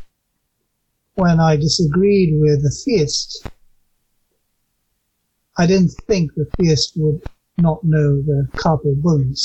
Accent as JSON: {"language": "English", "region": "England", "country": "United Kingdom", "tie": "born or raised there", "said": "I was raised mostly in England. I got there when I was quite young."}